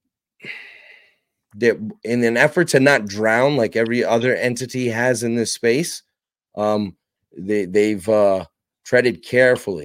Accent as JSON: {"language": "English", "region": "New York", "country": "United States", "tie": "born or raised there", "said": "I covered the New York Guardians, and it was cool because that's my hometown"}